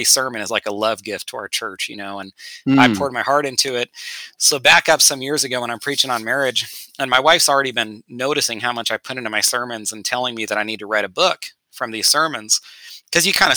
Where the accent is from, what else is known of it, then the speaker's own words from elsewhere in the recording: Northern California, United States; we grew up together in Northern California